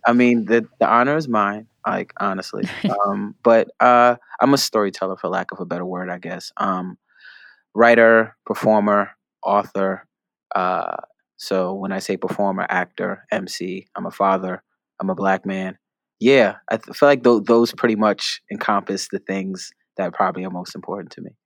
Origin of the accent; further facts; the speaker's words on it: New York City, New York, United States; growing up in the Bronx, I go to public school in the Bronx